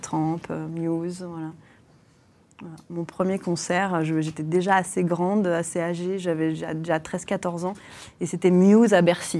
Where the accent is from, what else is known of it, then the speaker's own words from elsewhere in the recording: Creuse, Nouvelle-Aquitaine, France; now in Paris, France; J'ai grandi en Creuse